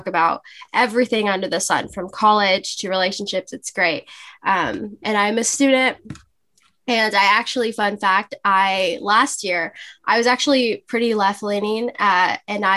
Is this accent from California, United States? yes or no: yes; Los Angeles, California, United States; I'm from Los Angeles, California. I've been born and raised here all my life.